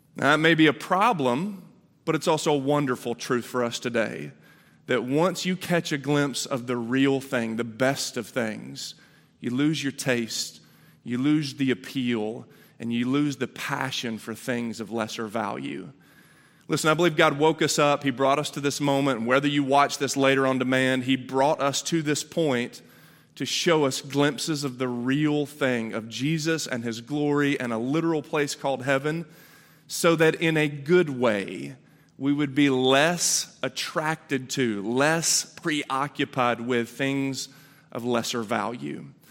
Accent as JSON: {"language": "English", "town": "Chattanooga", "region": "Tennessee", "country": "United States", "tie": "born or raised there", "said": "I was born in Chattanooga"}